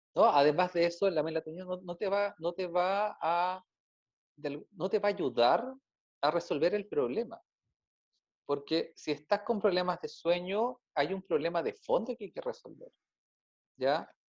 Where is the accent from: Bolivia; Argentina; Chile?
Chile; Yo creo que soy el único chileno que no se ha enfermado con la comida mexicana